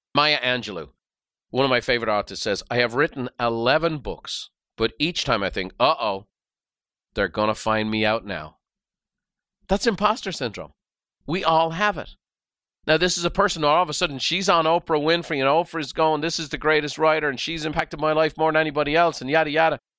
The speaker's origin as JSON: {"language": "English", "country": "Ireland", "tie": "born or raised there", "moved": "yes", "lives_now": "United States", "said": "Irish by birth and very proud of it"}